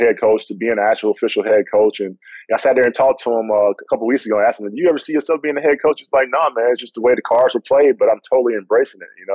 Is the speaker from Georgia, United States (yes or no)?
yes; Georgia, United States; I'm from Georgia